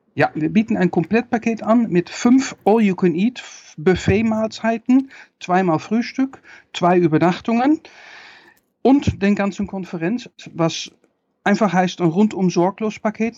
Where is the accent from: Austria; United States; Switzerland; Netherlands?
Netherlands; ich bin Niederländer